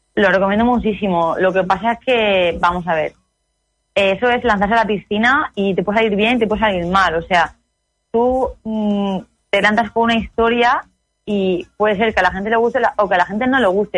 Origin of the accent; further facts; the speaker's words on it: Vega Baja, Alicante, Valencian Community, Spain; de ahí de la Vega Baja, de Alicante, de donde yo soy